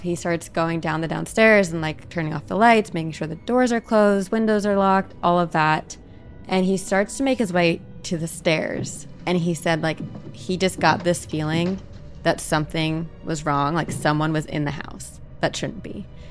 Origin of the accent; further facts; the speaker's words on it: New Jersey, United States; I'm from New Jersey